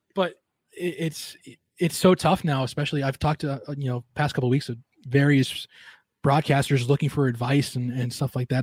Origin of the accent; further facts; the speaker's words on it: Long Island, New York, United States; moved away; growing up on Long Island